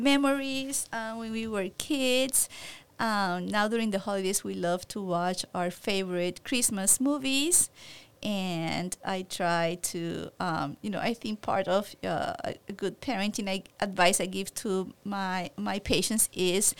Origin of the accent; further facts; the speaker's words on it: Puerto Rico; now in San Antonio, United States; I'm from Puerto Rico